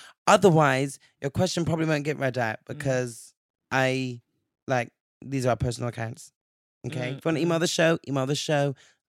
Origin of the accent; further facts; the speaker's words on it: Nigeria; I'm Nigerian, so I love egusi soup.